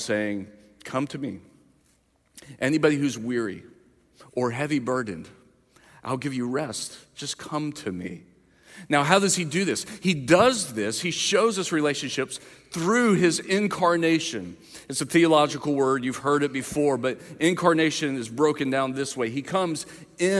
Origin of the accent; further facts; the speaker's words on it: the South, United States; I grew up in the South.